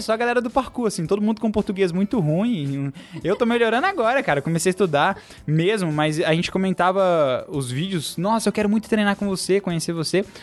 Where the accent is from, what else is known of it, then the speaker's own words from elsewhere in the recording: Ibirité, Minas Gerais, Brazil; eu sou de Birité, que é uma cidade do interior de Belo Horizonte, não é do interior, né? É uma cidade vizinha aqui de Belo Horizonte. Quando eu morava lá